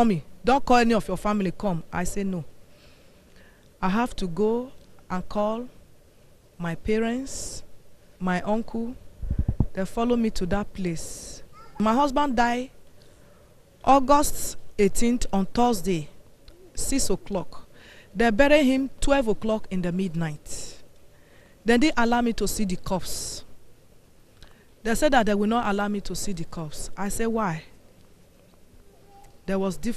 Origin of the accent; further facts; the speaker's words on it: Idah, Kogi, Nigeria; I'm from Kogi State, Ida.